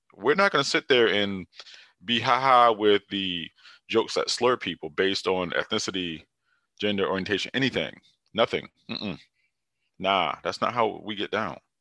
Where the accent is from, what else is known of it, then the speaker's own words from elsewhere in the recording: Hartford, Connecticut, United States; I'm from Hartford, Connecticut